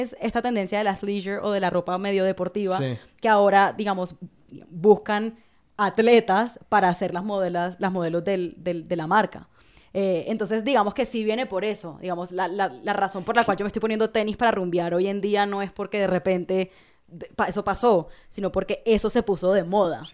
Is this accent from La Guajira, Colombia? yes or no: yes; La Guajira, Colombia; yo soy de la Guajira, digamos, no es una región cualquiera, no es la Guajira, esta región como no, empobrecida, muy indígena, y a pesar de que yo crecí ahí